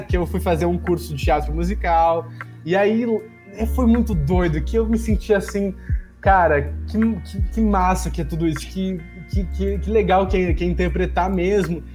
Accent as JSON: {"language": "Portuguese", "town": "Porto Alegre", "region": "Rio Grande do Sul", "country": "Brazil", "tie": "born or raised there", "said": "cresci no, no, em Porto Alegre"}